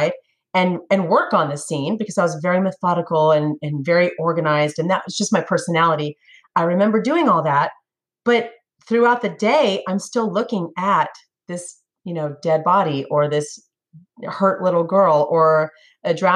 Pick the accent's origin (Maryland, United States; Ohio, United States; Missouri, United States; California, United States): California, United States; Northern; moved away as an adult; also born or lived in Sacramento; now in Tennessee, United States; I'm from California. I'm from Northern California